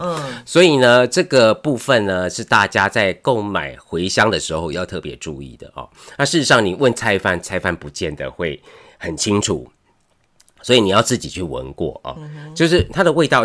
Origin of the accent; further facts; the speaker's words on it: Taiwan; 对我们台湾人来说